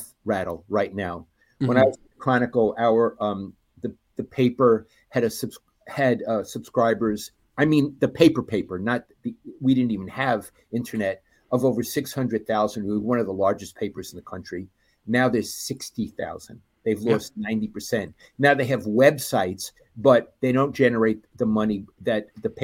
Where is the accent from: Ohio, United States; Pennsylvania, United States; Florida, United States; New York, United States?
New York, United States; I'm from New York